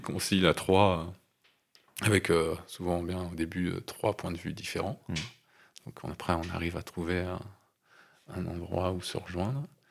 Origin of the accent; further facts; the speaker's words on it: Nouvelle-Aquitaine, France; c'est là où j'ai grandi